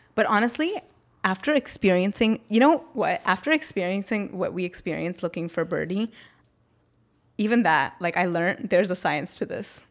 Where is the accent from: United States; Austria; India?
India; North India; I'm from North India